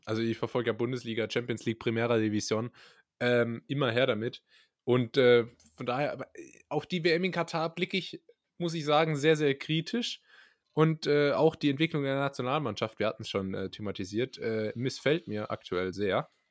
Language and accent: German; Karlsruhe, Baden-Württemberg, Germany; als Karlsruher